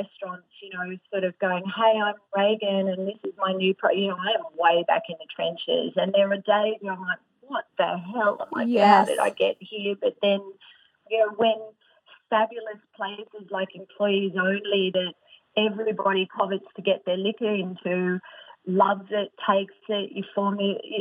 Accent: Australia; I'm Australian

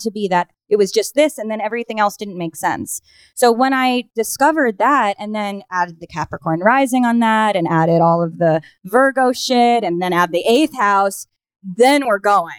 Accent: New York, United States; also born or lived in Minnesota / Los Angeles; I grew up here in New York

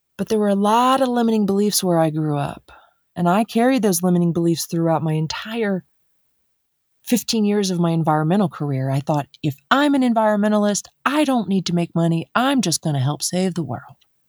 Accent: Dayton, Ohio, United States; now in Colorado, United States; So I grew up in Dayton, Ohio. And I am a Midwest girl

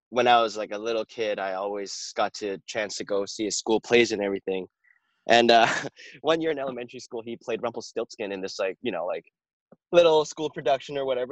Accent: Vancouver, British Columbia, Canada; I'm from Vancouver, BC

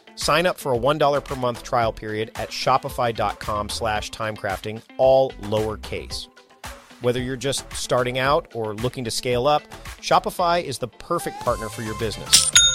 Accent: Canada; also born or lived in Victoria, British Columbia; we're both Canadian

